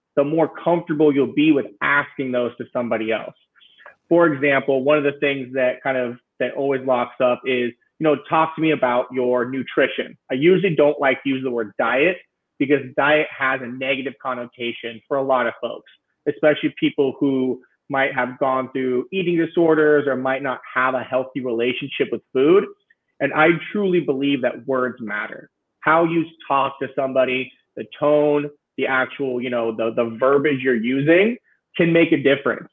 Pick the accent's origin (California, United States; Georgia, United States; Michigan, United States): California, United States; Central; moved away as an adult; now in San Francisco, United States; my hometown in uh, Central California